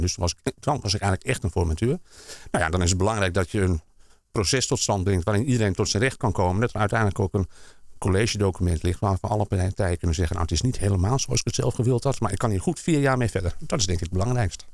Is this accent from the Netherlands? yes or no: yes; Amsterdam, North Holland, Netherlands; also born or lived in Almere / Flevoland; now in Hoofddorp, Netherlands; ik ben geboren in Amsterdam